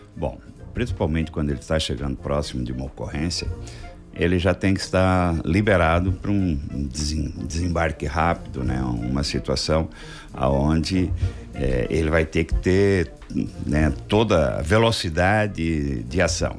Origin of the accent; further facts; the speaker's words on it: Nova Veneza, Santa Catarina, Brazil; eu não nasci na cidade de Criciúma, nasci aqui do lado, em Nova Veneza, São Bento É Baixo, distrito